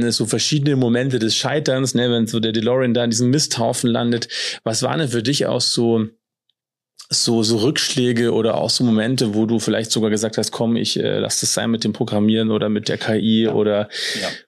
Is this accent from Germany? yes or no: yes; Germany; born there; also ich bin in der DDR noch geboren, ich habe das ja noch mitbekommen, wenn man halt vieles einfach irgendwie nicht hatte.